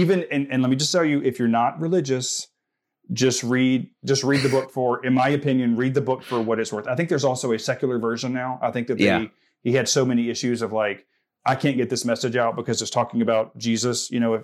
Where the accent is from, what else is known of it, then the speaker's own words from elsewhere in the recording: Southern United States, United States; I'm like, I'm from the South. I know what that means.